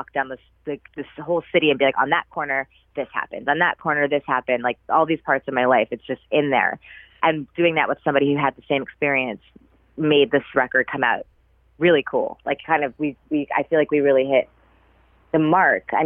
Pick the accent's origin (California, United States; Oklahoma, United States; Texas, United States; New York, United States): New York, United States; New York City; I'm from New York City